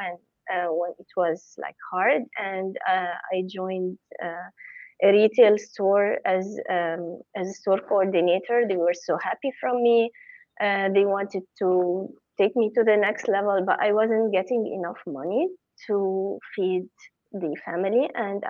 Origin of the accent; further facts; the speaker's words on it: Cairo, Cairo Governorate, Egypt; moved away as an adult; also born or lived in Nigeria; I was born and raised in Cairo, Egypt